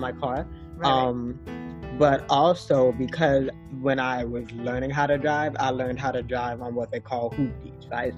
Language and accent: English; South Florida, United States; We were living in sunny South Florida.